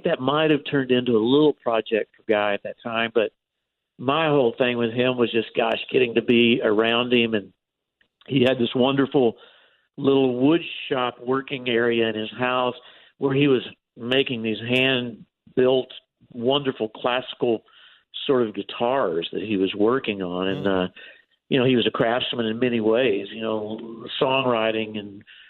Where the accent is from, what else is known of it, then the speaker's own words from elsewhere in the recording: Texas, United States; moved away as an adult; growing up in Texas